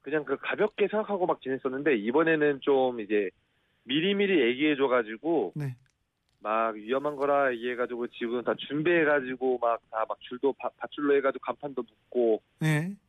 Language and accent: Korean; Jeju, South Korea; 예, 제, 주도에서 태어나고 지금 산 지 32년째입니다.